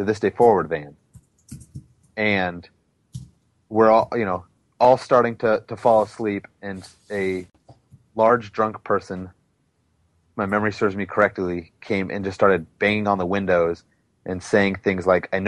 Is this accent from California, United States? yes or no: yes; California, United States; we're from California